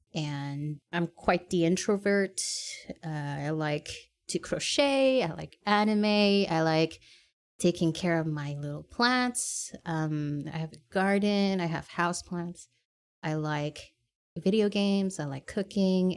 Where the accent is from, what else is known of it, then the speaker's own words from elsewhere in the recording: Canada; I am born and raised in Canada, and I am Asian